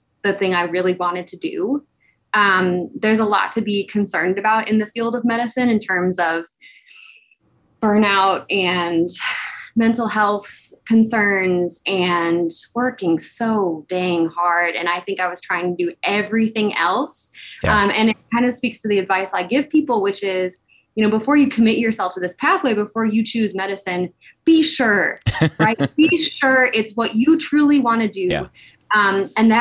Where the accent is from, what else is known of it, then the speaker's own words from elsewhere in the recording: Illinois, United States; I am from Illinois